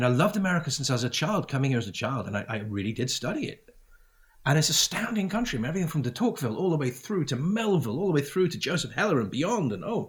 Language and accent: English; United Kingdom; I grew up in Great Britain. Great Britain's a great country